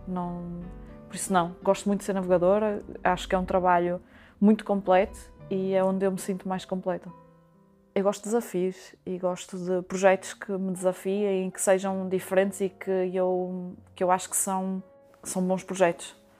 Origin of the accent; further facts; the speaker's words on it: Braga, Norte, Portugal; moved away as an adult; now in Vila do Conde, Portugal; Sou natural de Braga, apesar de neste momento estar a viver em Vila do Conde